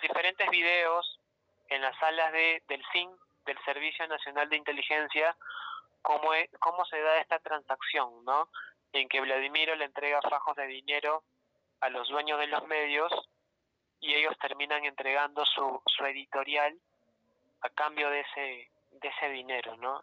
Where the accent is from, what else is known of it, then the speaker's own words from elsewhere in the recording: Peru; a los peruanos nos aburre leer.